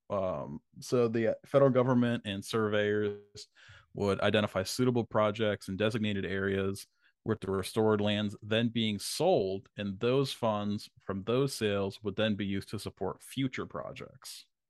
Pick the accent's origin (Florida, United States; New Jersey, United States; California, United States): New Jersey, United States; Vineland; my hometown, Vineland, New Jersey